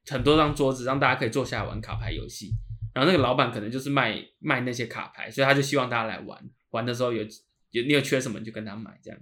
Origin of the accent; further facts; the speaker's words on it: Taipei, Taiwan; 我跟 Kevin 都是在那个区域长大的，